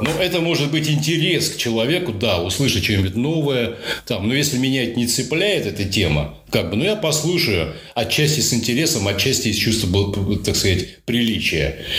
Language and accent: Russian; Russia; я из России, я там был единственный из России